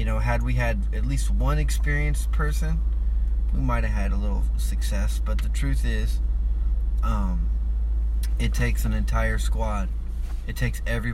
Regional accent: San Diego, California, United States; we're all from Dago

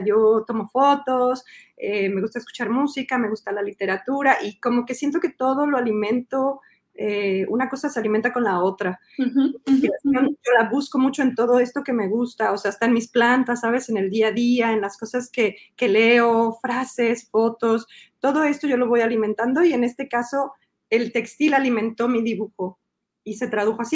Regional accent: Mexico City, Mexico; moved away as an adult; now in Montreal, Canada; yo nací en el DF, crecí en el DF, soy chilanga de corazón

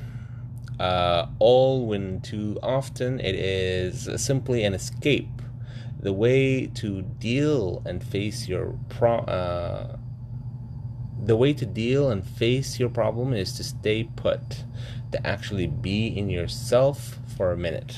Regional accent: Sudan; moved away; I traveled to Sudan, my home country, to study in college, sorry, university

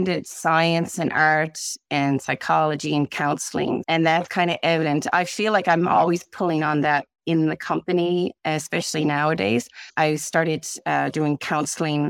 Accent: St. John's, Newfoundland and Labrador, Canada; I grew up in the East End, St. John's

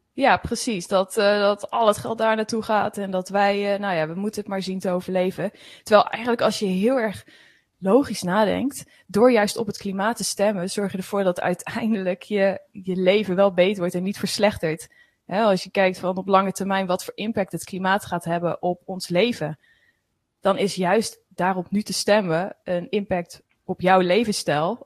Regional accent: Veluwe, Gelderland, Netherlands; Ik kom van de Veluwe

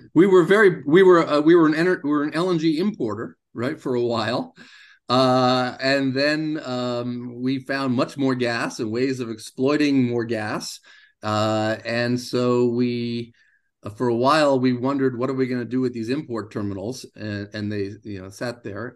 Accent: United States; I grew up in the United States

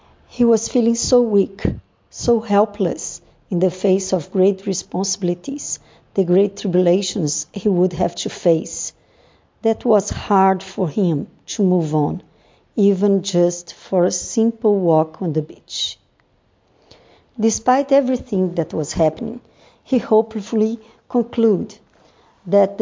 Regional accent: Brazil; I am from Brazil.

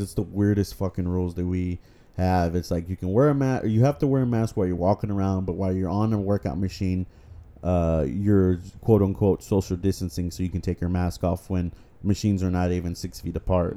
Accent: Texas, United States; we are from Texas

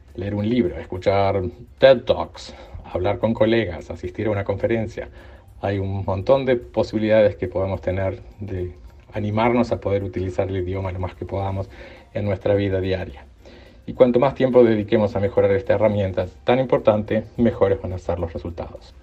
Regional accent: Uruguay; moved away as an adult; Soy de Uruguay, viví casi toda mi vida en Uruguay

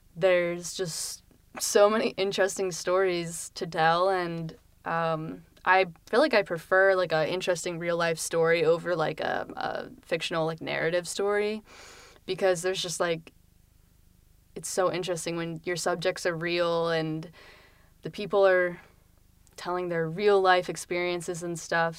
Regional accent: Lancaster, Pennsylvania, United States; moved away as an adult; now in Philadelphia, United States; I'm from Lancaster, Pennsylvania, um, which is, like, where all the Amish people reside, and so, um, I didn't really like it too much growing up

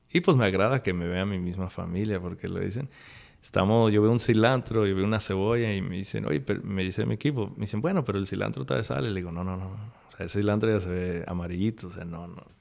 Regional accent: Córdoba, Veracruz, Mexico; O sea, en, en México nosotros somos de Córdoba, del puerto, y, y somos mucho de pues cosas criolas.

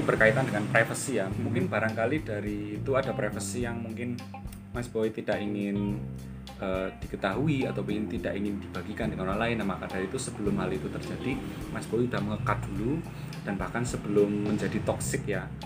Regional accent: Purbalingga, Central Java, Indonesia; also born or lived in Semarang; saya uh, berasal dari Purbalingga. Saya aslinya Purbalingga

